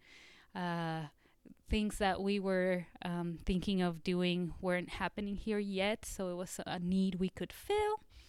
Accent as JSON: {"language": "English", "region": "Mexico City", "country": "Mexico", "tie": "born or raised there", "also_born_or_lived": "Seattle, Washington", "moved": "yes", "lives_now": "Arkansas, United States", "said": "I grew up in Mexico City, so kind of a concrete jungle kind of girl. And then I moved to Washington State, and I went to college in Seattle."}